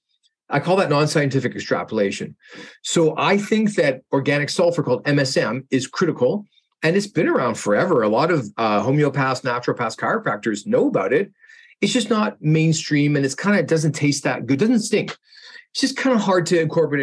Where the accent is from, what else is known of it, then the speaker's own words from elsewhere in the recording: Canada; I'm a Canadian dentist